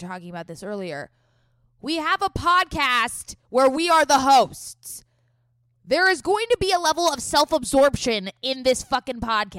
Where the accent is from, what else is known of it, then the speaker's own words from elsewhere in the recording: San Diego, California, United States; accent: Valley Girl; So, Scout and I grew up in San Diego. We did not grow up in the Valley yet. We are Southern California gals.